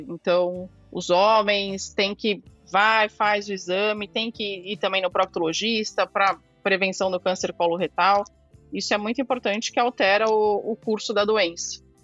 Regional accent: São Paulo, Brazil; Sou aqui de São Paulo, fui formada na Santa Casa de São Paulo.

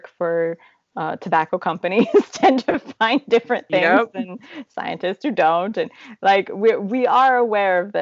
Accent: Midwest, United States; moved away as an adult; now in Czech Republic; We grew up in the Midwest

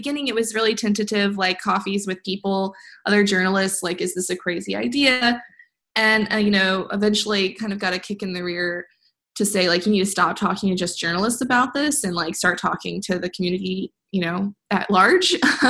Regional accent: Midwest, United States; I care about the Midwest. I'm from the Midwest.

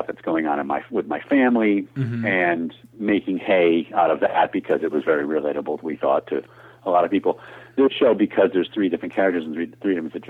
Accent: Syracuse, New York, United States; moved away; I'm from Syracuse actually originally

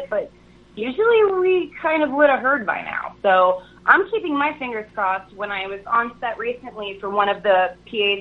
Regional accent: New York, United States; I'm a New Yorker too

